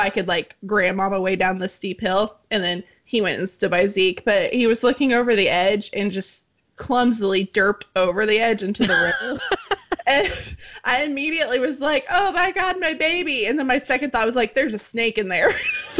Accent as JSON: {"language": "English", "region": "the Ozarks", "country": "United States", "tie": "born or raised there", "said": "growing up in the Ozarks, everywhere you go, there's a snake."}